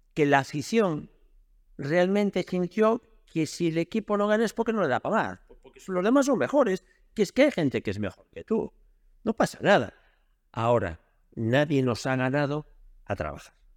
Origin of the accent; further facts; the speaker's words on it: Lugo, Galicia, Spain; yo soy de Lugo